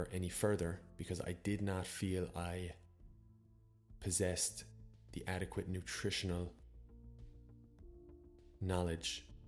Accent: Ireland; also born or lived in Copenhagen, Denmark; I actually traveled back to Ireland as a study abroad student, even though I'm Irish

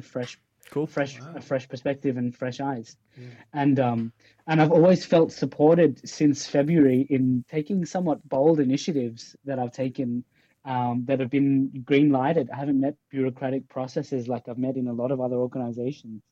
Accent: Australia; also born or lived in Pakistan; now in Denmark; I'm from Australia, so I come from a colonized country in a way, yeah. but I'm I'm a migrant from Pakistan along the way

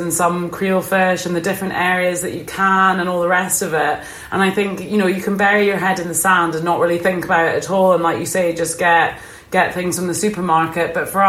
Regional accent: Ullapool, Scotland, United Kingdom; me growing up in Ullapool

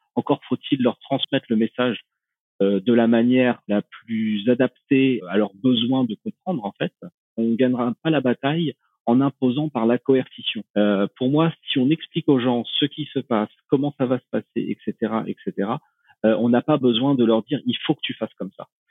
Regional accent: Normandy, France; moved away as an adult; ma Normandie natale

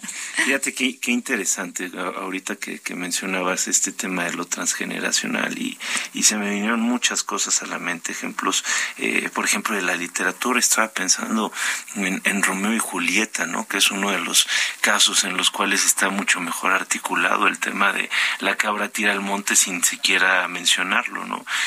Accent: northern Mexico, Mexico; moved away; yo soy norteño

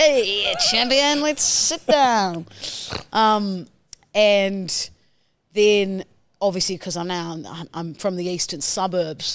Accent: New Zealand; now in Australia; I'm from New Zealand

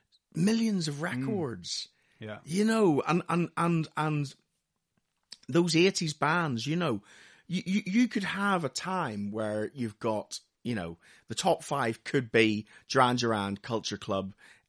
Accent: Lisburn, Northern Ireland, United Kingdom; moved away; We moved over from Northern Ireland in 1982. And we moved to a house. My dad had been working in England during the week and would fly home every weekend to us in Belfast, in a place called Lisburn, which is about 6 miles outside Belfast.

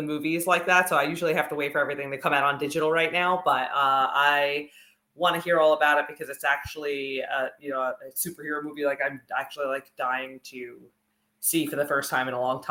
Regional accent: New York City, New York, United States; I grew up on Staten Island, and we had one big movie theater there that played all the movies.

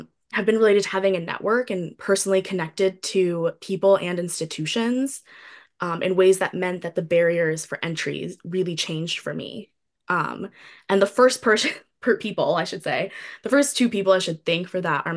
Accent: New York City, New York, United States; I grew up in a city, I grew up in New York City

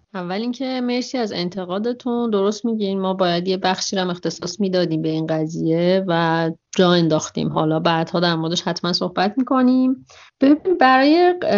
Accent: Iran; من یه دختر بکپکر ایرانی هستم

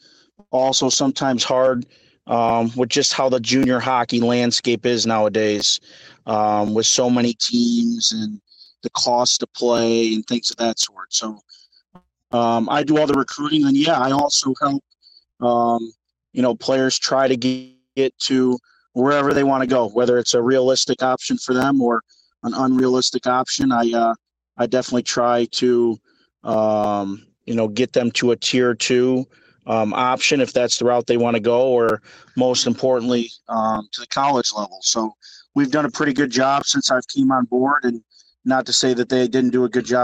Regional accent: Toledo, Ohio, United States; also born or lived in Sylvania, Ohio; I grew up, born in Toledo, lived here my whole life. Made a move to Sylvania when I was in high school, but I grew up in Toledo

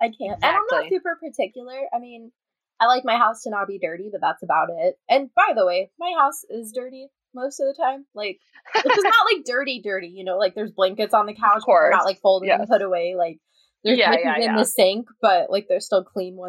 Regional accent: Midwest, United States; moved away as an adult; We're from the Midwest where bugs and animals go away for like 6 months out of the year.

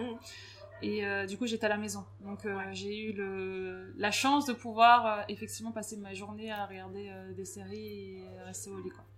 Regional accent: Grenoble, Auvergne-Rhône-Alpes, France; moved away as an adult; also born or lived in Paris; now in Lille, France; je suis grenobloise

